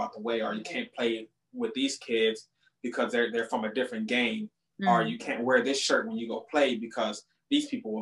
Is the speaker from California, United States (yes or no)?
yes; Compton, California, United States; I was born and raised in Compton, California